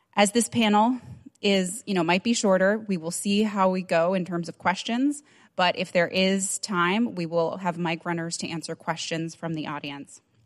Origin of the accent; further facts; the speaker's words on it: Nambé Pueblo, New Mexico, United States; I'm from Namibia, Pueblo, New Mexico